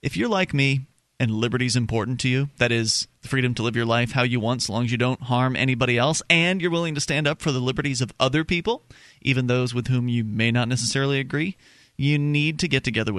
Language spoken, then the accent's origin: English; Florida, United States; moved away as an adult; now in Keene, United States; We're originally from Florida. We made the move back in 2006